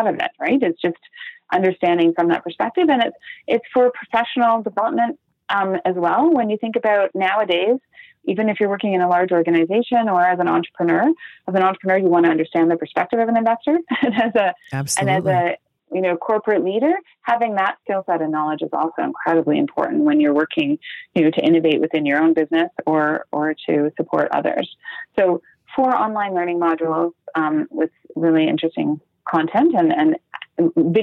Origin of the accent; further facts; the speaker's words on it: Canada; being Canadian